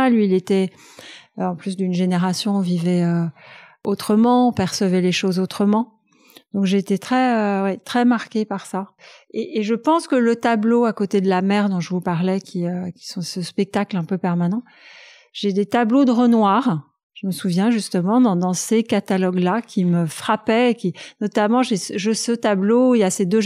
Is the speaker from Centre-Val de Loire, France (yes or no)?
no; Paris, Île-de-France, France; je suis née à Paris, dans le 8e arrondissement